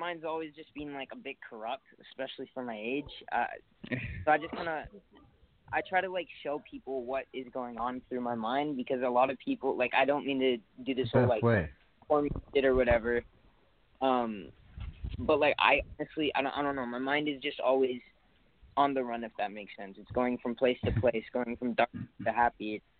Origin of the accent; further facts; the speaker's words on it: Nanaimo, British Columbia, Canada; also born or lived in Mission / Edmonton; All right, so I was born in Nanaimo, then moved to Mission, very young. I was like two, and then I went back to Nanaimo, and then to Edmonton, and then back to Nanaimo again